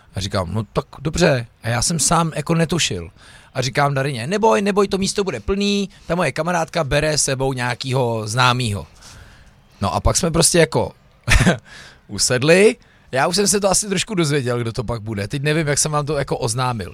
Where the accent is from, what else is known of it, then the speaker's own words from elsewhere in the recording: Louny, Ústí nad Labem Region, Czechia; jsem rodák z Loun